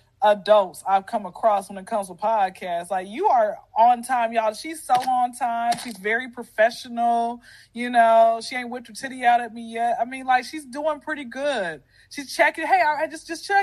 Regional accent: Atlanta, Georgia, United States; born and raised in Atlanta. I've been here since I was 0

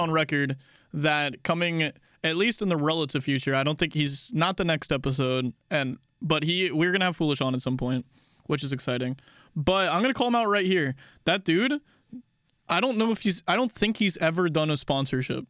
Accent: Texas, United States; We call Texas Real America where we're from.

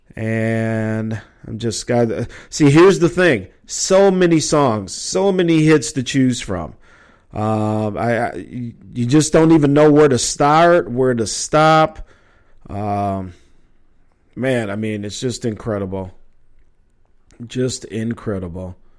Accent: Minneapolis, Minnesota, United States; also born or lived in Chicago; growing up in Minneapolis

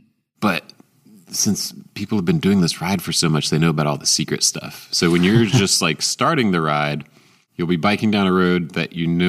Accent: Atlanta, Georgia, United States; growing up in Atlanta

